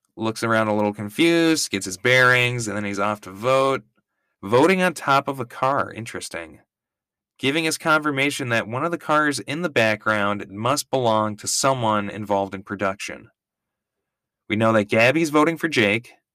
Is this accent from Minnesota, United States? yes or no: yes; Minnesota, United States; I'm from Minnesota.